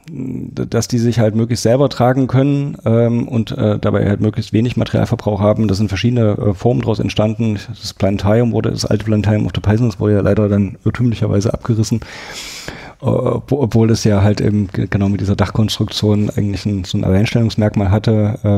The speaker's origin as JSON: {"language": "German", "region": "Thuringia", "country": "Germany", "tie": "born or raised there", "said": "Das ist eine große Herausforderung für mich, weil ich bin in Thüringen aufgewachsen. Da gibt es praktisch Fleisch zu Fleisch als Beilage."}